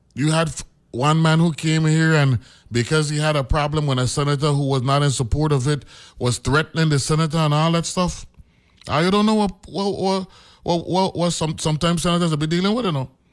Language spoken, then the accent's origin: English; U.S. Virgin Islands; I'm from the Virgin Islands